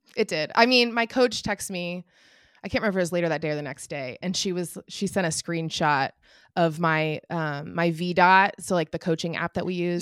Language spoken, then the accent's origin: English; Indianapolis, Indiana, United States; I'm from Indianapolis, so the Indy Mini